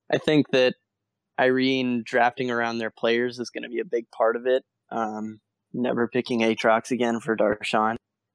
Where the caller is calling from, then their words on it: Athens, Georgia, United States; Athens, Georgia, home of the Bulldogs.